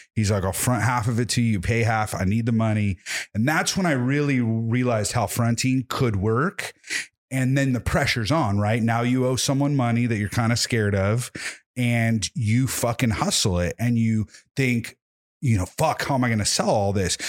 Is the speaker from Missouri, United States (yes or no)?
no; Whittier, California, United States; also born or lived in Templeton, California; I was born in Whittier, not too far from here